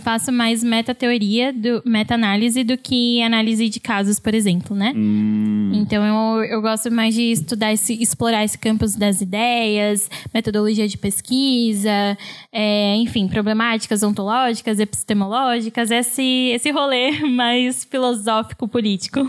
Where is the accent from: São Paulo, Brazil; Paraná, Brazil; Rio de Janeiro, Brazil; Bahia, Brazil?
São Paulo, Brazil; moved away as an adult; also born or lived in Santa Catarina; eu cresci e morei sempre em São Paulo